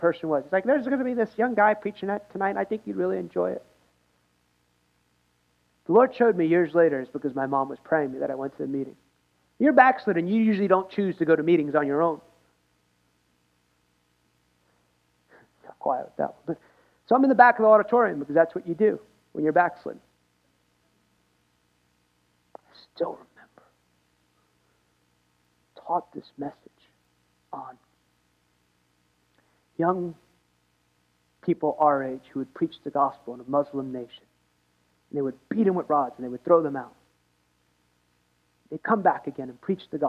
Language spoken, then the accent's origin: English; United States; I'm American.